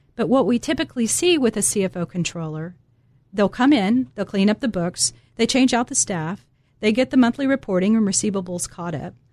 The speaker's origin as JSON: {"language": "English", "town": "Dallas", "region": "Texas", "country": "United States", "said": "I'm originally from Dallas, Texas"}